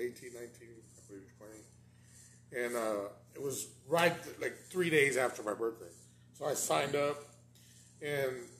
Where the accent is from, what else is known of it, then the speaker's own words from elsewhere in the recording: Corpus Christi, Texas, United States; I'm from here, Corpus Christi